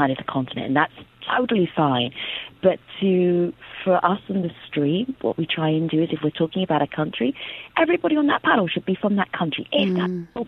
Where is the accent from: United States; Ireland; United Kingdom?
United Kingdom; also born or lived in Nigeria; as a British person, also Nigerian, but as a British person